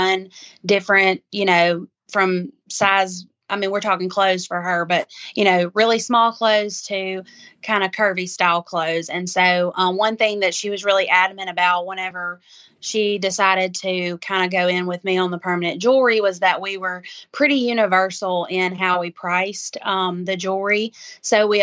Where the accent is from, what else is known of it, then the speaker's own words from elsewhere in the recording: Macon, Mississippi, United States; I'm from Macon, Mississippi, which is kind of East Mississippi area